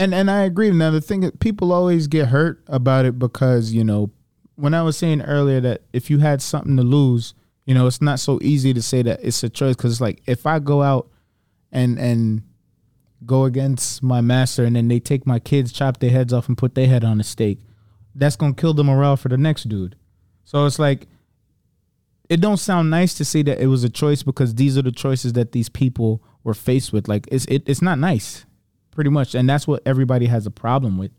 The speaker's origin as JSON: {"language": "English", "area": "Broward County", "region": "Florida", "country": "United States", "tie": "born or raised there", "said": "I grew up in Broward"}